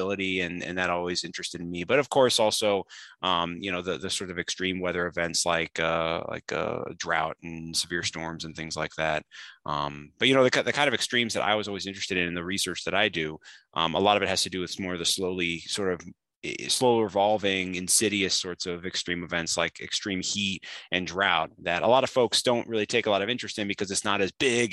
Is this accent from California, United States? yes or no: no; Roanoke, Illinois, United States; I'm originally from Roanoke, Illinois, which is kind of north central, not too far from Peoria. And I spent my whole childhood there.